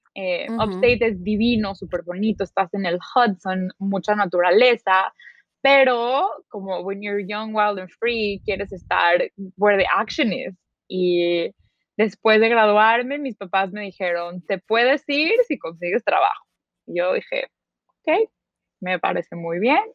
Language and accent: Spanish; Mexico City, Mexico; moved away as an adult; also born or lived in New York, United States; soy originalmente de la Ciudad de México